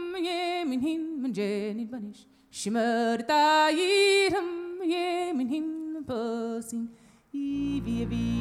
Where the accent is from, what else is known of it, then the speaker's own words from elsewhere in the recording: North Carolina, United States; my state, North Carolina